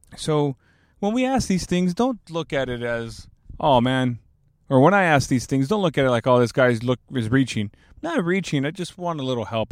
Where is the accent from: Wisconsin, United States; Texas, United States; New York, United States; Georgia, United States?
Texas, United States; Alice; now in San Antonio, United States; I'm from Alice, Texas